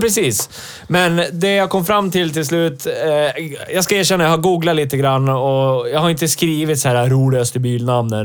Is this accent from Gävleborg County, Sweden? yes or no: yes; Hälsingland, Gävleborg County, Sweden; mina hemtrakter